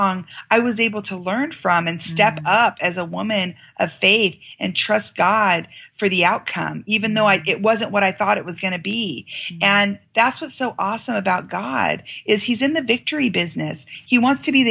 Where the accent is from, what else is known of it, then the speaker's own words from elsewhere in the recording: United States; I'm from America